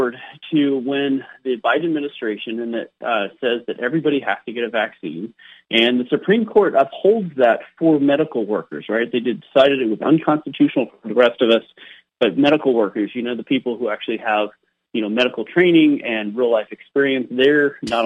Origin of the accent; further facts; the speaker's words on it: California, United States; moved away as an adult; now in Idaho, United States; I grew up in California and was an early adopter of leaving that state as well. And I live in beautiful Idaho now